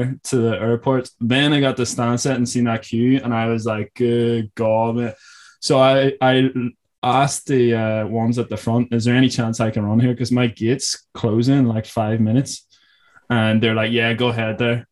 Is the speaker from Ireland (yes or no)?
yes; Ireland; also born or lived in California; I'm still living on parents here. Like, back in Ireland, because I came back from California